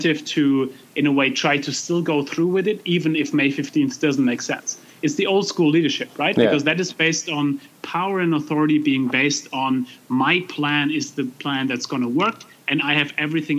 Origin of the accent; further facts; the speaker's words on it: Germany; I grew up in Germany.